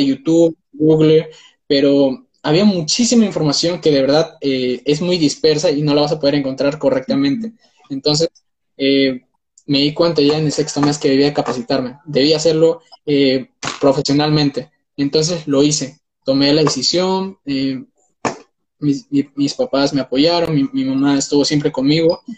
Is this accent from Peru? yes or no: yes; Peru; tengo 19 años, soy de Perú